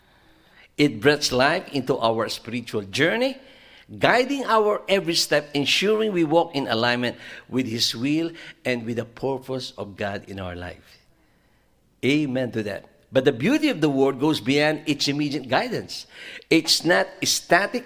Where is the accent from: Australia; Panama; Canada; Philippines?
Philippines; moved away; when I was growing up in the Philippines